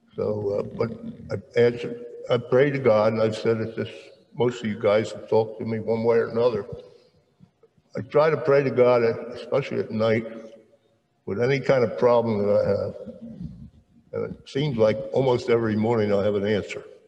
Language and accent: English; Merchantville, New Jersey, United States; also born or lived in Camden, New Jersey; I was born uh, in Camden and at the Cooper Hospital, and grew up in Merchantville